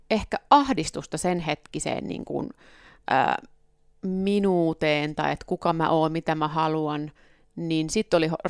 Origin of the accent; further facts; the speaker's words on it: Ostrobothnia, Finland; Pohjanmaat, missä mä oon kotoisin, siellä on myöskin paljon navettakirppiksiä ollut.